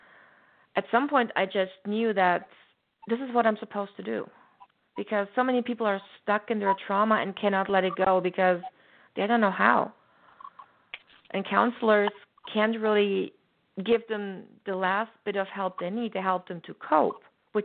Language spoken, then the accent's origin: English; Germany; moved away; growing up in Germany, back then, there weren't very many spiritual people